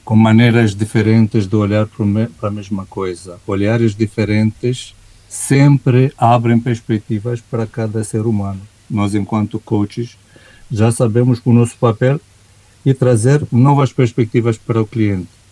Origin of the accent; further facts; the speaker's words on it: Romania; Portuguese is a second language; como romeno